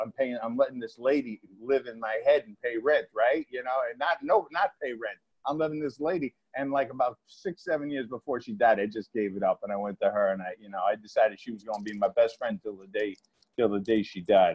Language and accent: English; Rutherford, New Jersey, United States; also born or lived in Massapequa, Long Island, New York; now in Garfield, United States; so I was born in Massapequa, Long Island and at five years old, in kindergarten, we moved to Rutherford, New Jersey